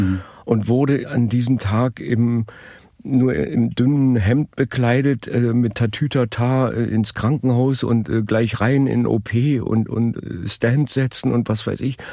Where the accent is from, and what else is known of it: Berlin, Germany; born or raised there; also born or lived in Madrid, Spain / Munich, Germany